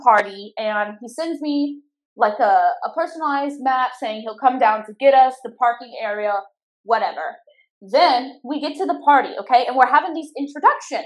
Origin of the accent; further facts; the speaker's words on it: Louisiana, United States; I'm from Louisiana